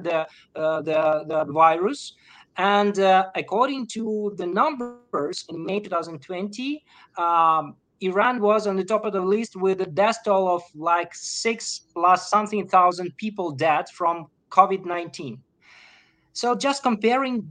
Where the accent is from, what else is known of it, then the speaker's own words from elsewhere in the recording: Ukraine; I'm from Ukraine. I'm living in the middle of the war